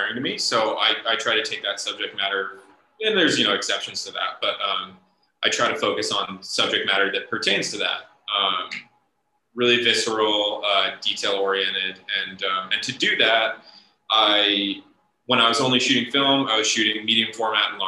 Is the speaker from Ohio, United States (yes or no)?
yes; Ohio, United States; I grew up in Ohio for the most part.